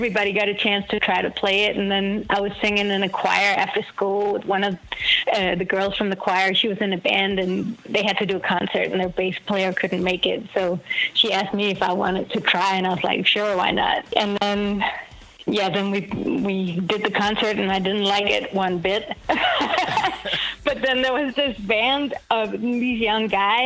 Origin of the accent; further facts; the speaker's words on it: Denmark; I grew up in Denmark in the countryside